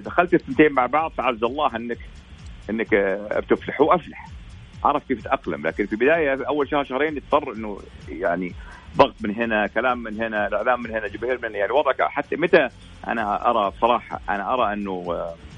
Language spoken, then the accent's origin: Arabic; Saudi Arabia